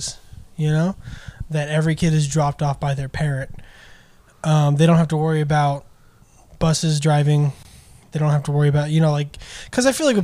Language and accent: English; Texas, United States; I've lived in Texas my whole life.